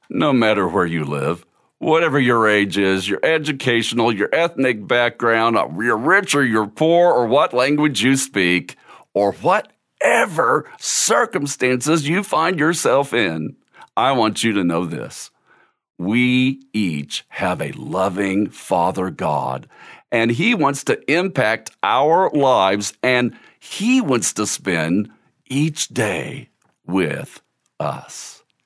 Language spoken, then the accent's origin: English; Cal Gil, Missouri, United States; When I was a kid growing up in Cal Gil, Missouri